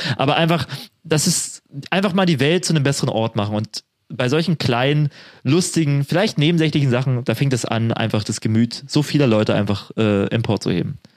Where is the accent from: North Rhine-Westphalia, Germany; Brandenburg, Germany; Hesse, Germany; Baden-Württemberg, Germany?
Brandenburg, Germany; Spree region; moved away; also born or lived in Jena; meine Heimat hier ist, ne, Spree